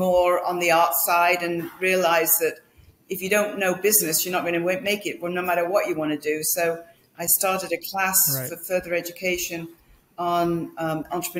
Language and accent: English; Manchester, North West England, United Kingdom; moved away as an adult; also born or lived in London; I was born in Manchester in England